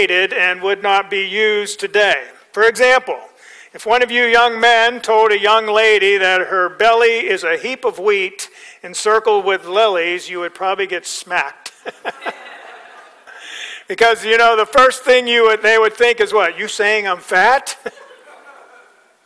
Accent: Pennsylvania, United States; also born or lived in Nebraska; now in Florida, United States; I grew up in Pennsylvania

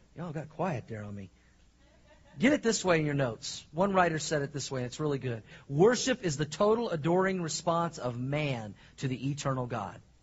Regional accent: Oklahoma, United States; moved away; also born or lived in Missouri; I grew up in Oklahoma and I lived in Missouri and the Midwest

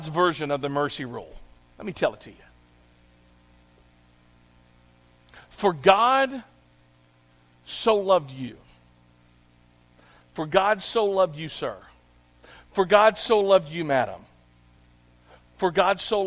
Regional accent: Clarksville, United States; I grew up here in Clarksville

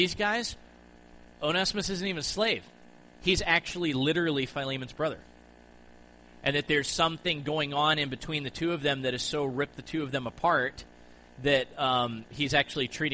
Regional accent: United States; growing up in the United States

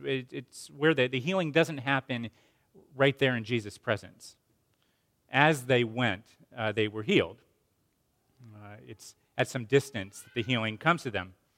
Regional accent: Asheville, North Carolina, United States; my hometown of Asheville, North Carolina

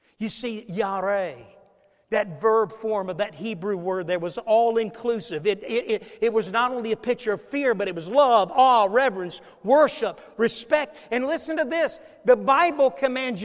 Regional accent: Niagara Falls, New York, United States; moved away; I was born in Niagara Falls, New York

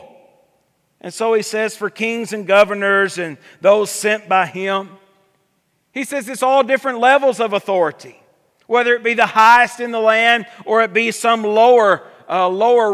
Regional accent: United States; we as American people

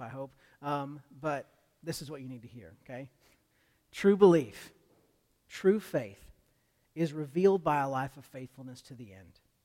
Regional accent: United States; as American Christians

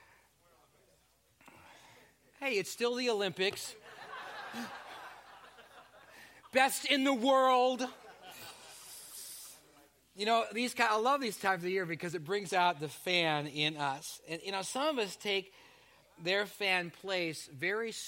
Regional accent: Canada; moved away; I was born in Canada.

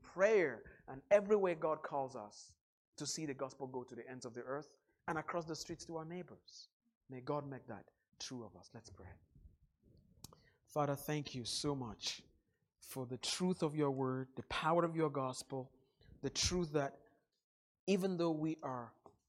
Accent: Northwest Region, Cameroon; moved away; back in my home country in the little town of 5,000 in the northwest part of Cameroon. Where I grew up

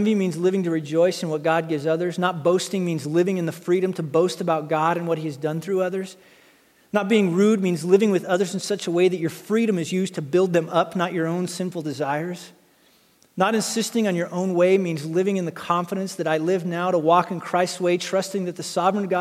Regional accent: United States; I grew up in Wyoming, Montana

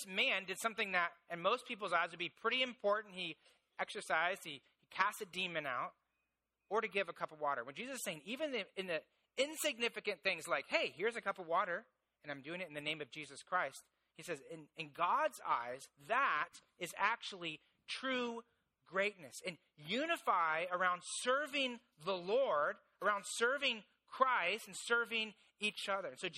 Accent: Indiana, United States; I grew up in Indiana, and so in Indiana, there's basically three things

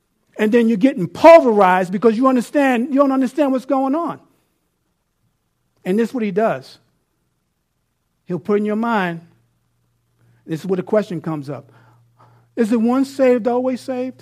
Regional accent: New York City, New York, United States; now in Abilene, United States; I live in Abilene, Texas. I'm from New York City

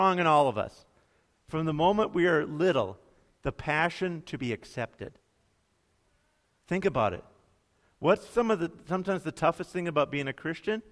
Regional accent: United States

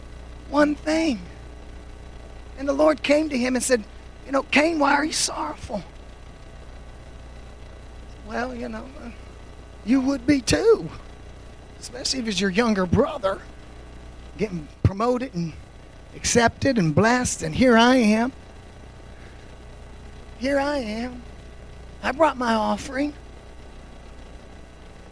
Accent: United States

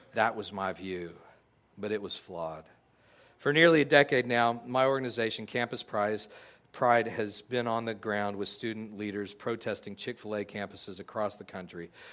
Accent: United States; we as American Christians

